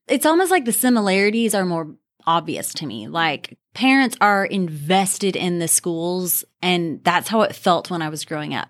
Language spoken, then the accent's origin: English; Richardson, Texas, United States; I have been in Richardson and in this church for a long, long time, my whole life. The things I remember about growing up in Richardson